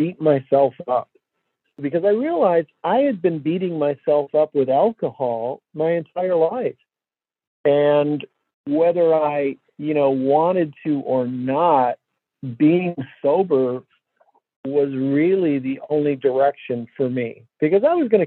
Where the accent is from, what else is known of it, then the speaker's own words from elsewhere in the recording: Detroit, Michigan, United States; And I grew up here in Detroit